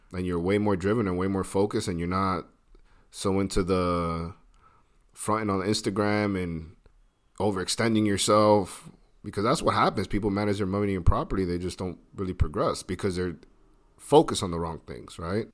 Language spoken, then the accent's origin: English; United States; as an American